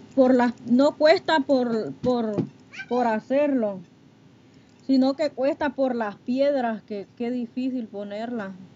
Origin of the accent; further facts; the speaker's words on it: Honduras; now in Texas, United States; Soy de Honduras, pero estoy aquí en, en Texas.